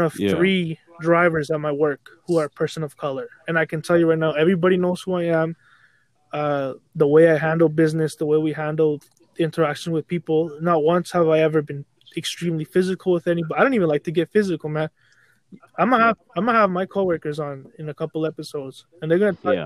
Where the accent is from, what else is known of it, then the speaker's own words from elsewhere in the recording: Canada; being Canadian